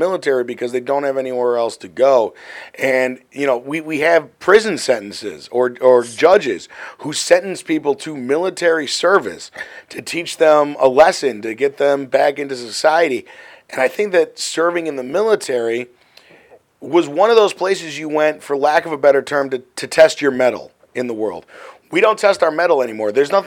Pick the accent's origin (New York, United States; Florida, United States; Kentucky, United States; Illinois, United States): Illinois, United States; Glenview; I come from Glenview